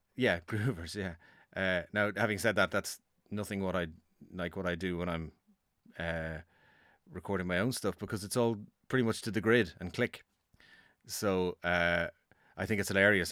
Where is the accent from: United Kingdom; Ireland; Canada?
Ireland; Dublin, Leinster; I am from Dublin